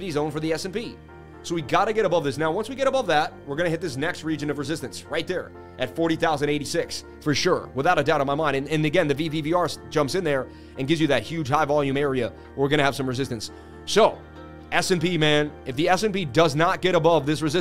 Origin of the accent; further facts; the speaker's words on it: Boston, Massachusetts, United States; from the Bean